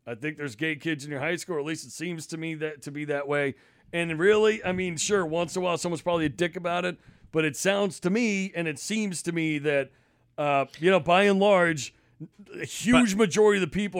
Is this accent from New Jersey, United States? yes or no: no; Massachusetts, United States; I grew up in Mass in the 90s, and that's, to me